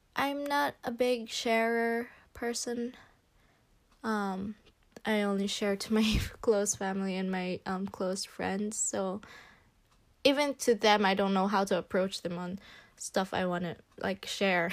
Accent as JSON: {"language": "English", "country": "Philippines", "second_language": "English", "moved": "yes", "said": "I am from the Philippines"}